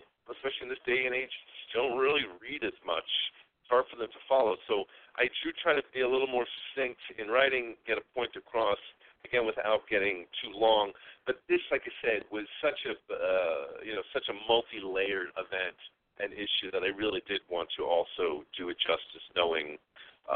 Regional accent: New York, United States; moved away; I'm originally a New Yorker. You can probably hear some of that in my voice

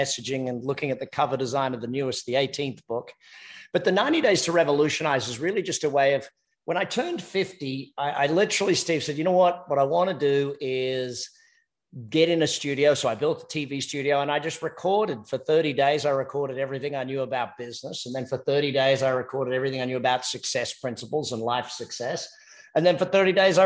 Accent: Australia; accent: Australian; now in United States; Australian by accent and American by choice. I'm married an American

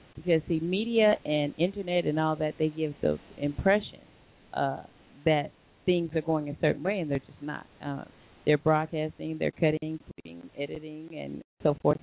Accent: Long Beach, California, United States; where we are from Long Beach

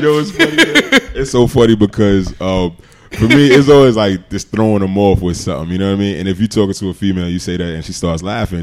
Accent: New York City, New York, United States; moved away; also born or lived in Oxford, Mississippi; growing up in Queens, I didn't know if I was going to go to uh, to college

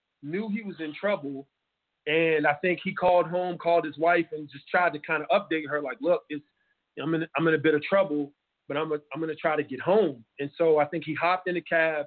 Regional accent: United States; being American

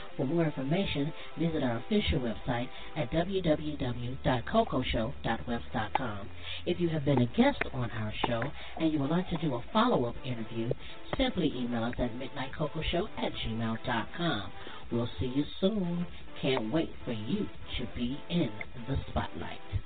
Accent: United States; I am an American

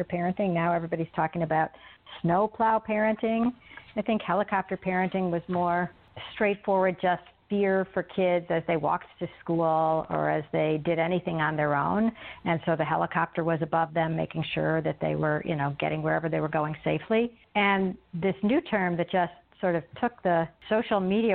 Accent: suburbs of Chicago, Illinois, United States; We grew up in the suburbs of Chicago

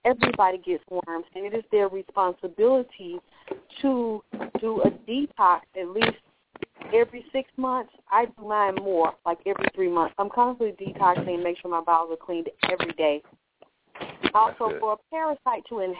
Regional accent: Georgia, United States; I was raised in Georgia

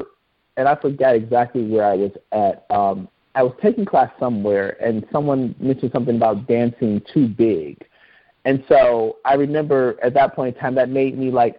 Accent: Inkster, Michigan, United States; also born or lived in Detroit, Michigan; now in Seattle, United States; I grew up in Inkster, Michigan

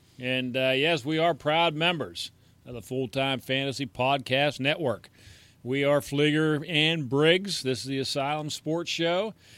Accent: United States; I'm an American

